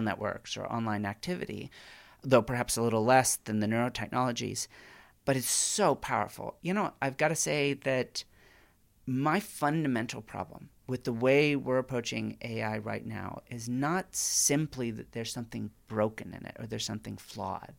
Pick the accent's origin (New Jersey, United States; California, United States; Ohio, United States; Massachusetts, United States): California, United States; as a Californian